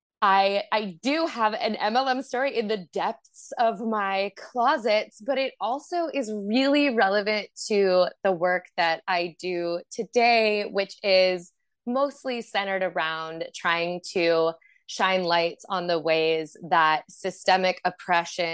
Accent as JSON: {"language": "English", "town": "Boston", "region": "Massachusetts", "country": "United States", "also_born_or_lived": "California / Portland, Oregon", "moved": "as an adult", "said": "I'm from Boston, and I started dancing in Boston"}